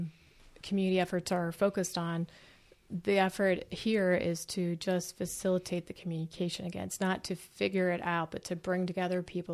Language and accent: English; Pittsburgh, Pennsylvania, United States; I'm from Pittsburgh.